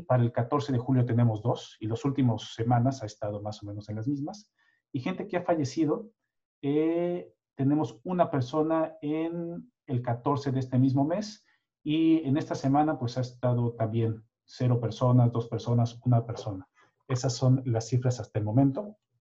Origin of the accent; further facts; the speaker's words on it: Mexico; now in Sweden; nuestra experiencia muy personal de mexicanos